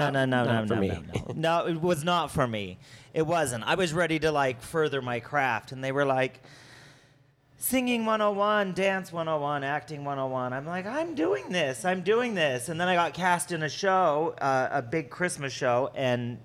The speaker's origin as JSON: {"language": "English", "town": "West Jordan", "region": "Utah", "country": "United States", "tie": "born or raised there", "also_born_or_lived": "Salt Lake City, Utah", "said": "I was born and raised here"}